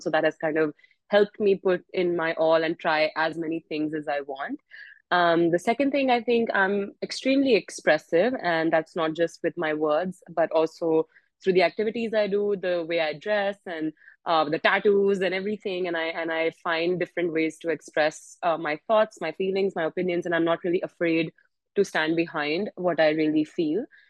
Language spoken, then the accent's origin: English; India; now in United States; i'm in the us i'm indian